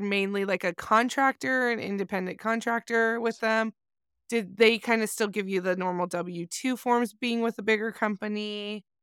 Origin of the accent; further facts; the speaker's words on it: Southern California, United States; I grew up in Southern California